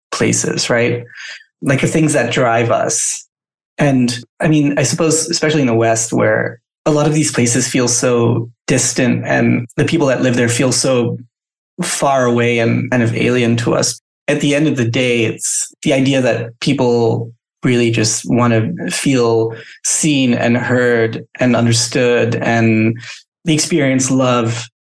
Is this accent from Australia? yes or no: no; Thailand; well, that's kind of crazy because I grew up in Thailand